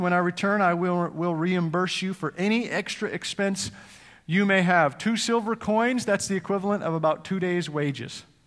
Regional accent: Edmonton, Alberta, Canada; moved away as an adult; also born or lived in Cincinnati, United States; now in United States; my home, uh, my hometown in Edmonton, Canada

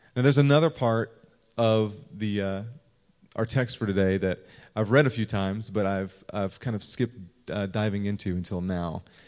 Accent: Kentucky, United States; moved away; I'm from Kentucky

